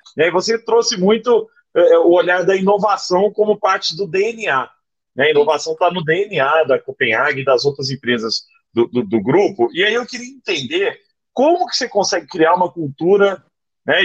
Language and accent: Portuguese; Araguari, Minas Gerais, Brazil; na minha infância em Araguari, né, no Triângulo Mineiro